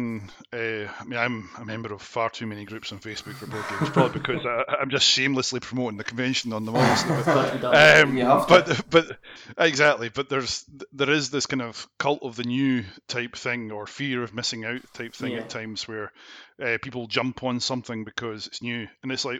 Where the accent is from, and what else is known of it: Scotland, United Kingdom; also born or lived in Glasgow / East Neuk, Fife